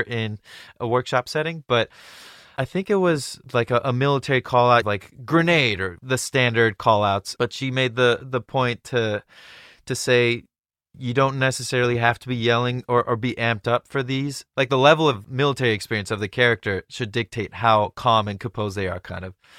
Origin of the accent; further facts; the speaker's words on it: Orange County, California, United States; I grew up in Orange County